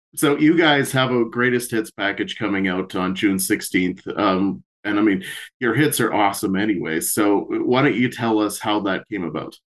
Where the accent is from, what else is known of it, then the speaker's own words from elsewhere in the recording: Canada; We being Canadian ourselves